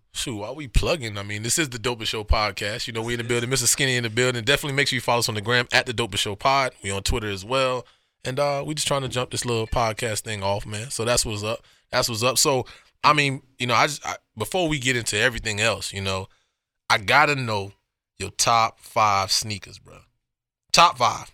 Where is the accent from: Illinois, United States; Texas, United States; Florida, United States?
Florida, United States; Miami; the joint we used to go to growing up in Miami